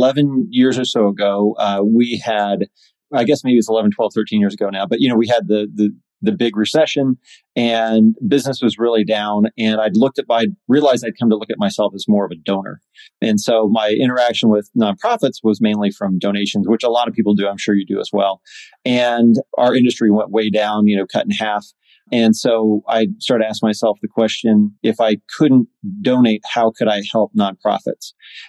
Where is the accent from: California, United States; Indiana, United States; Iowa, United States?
Indiana, United States; and I'm from Indiana. So you just speak English with a little bit, with like no accent, you know, like that's what you go to Indiana because no one has an accent there.